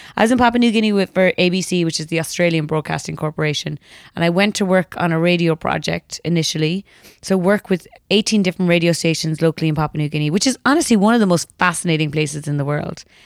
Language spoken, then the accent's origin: English; Ireland; I grew up in Ireland in the nineties